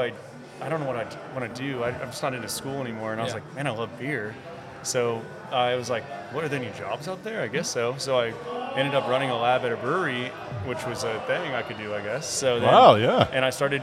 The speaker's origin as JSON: {"language": "English", "region": "Kansas", "country": "United States", "tie": "born or raised there", "moved": "as an adult", "said": "I'm from Kansas originally."}